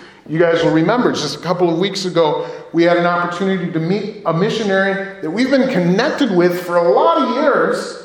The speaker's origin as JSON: {"language": "English", "country": "United States", "said": "especially as American Christians"}